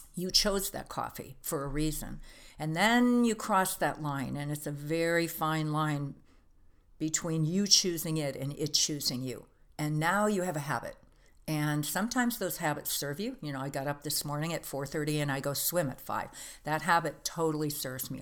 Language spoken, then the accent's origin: English; Green Bay, Wisconsin, United States; I grew up in Green Bay, Wisconsin